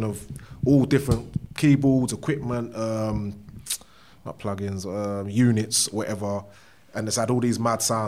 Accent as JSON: {"language": "English", "region": "London", "country": "United Kingdom", "tie": "born or raised there", "said": "I'm from Bow, East London. If anyone knows where that is, just basically, if you're coming from the south, it's right outside the Blackwall Tunnel, and in between Hackney and Newham, pretty much. I was raised there"}